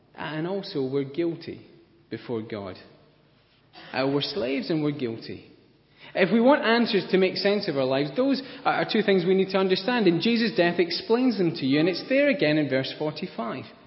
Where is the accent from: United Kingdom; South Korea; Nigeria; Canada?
United Kingdom; Scotland; I'm Scottish